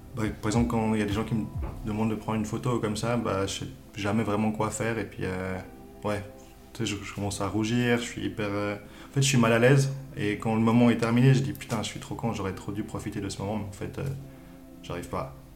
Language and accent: French; Lausanne, Vaud, Switzerland; je viens de Lausanne